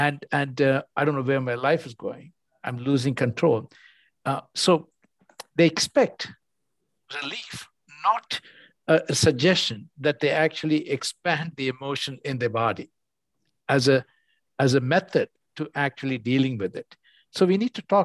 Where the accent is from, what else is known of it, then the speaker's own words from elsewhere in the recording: India; moved away; I grew up in India and I came to the West